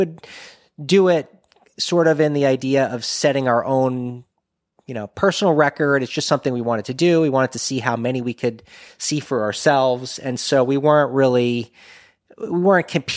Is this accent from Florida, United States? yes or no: yes; Florida, United States; we're from Florida